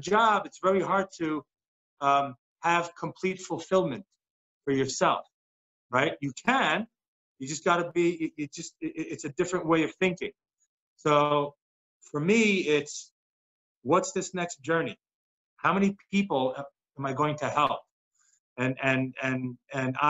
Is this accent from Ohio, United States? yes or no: no; New York, United States; when I was growing up in New York